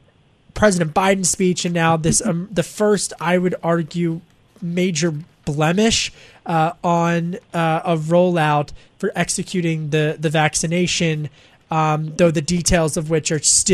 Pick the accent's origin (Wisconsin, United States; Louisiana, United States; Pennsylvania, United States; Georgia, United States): Pennsylvania, United States; I grew up outside of Philly. I mean, I'm from Delco, but I know Pennsylvania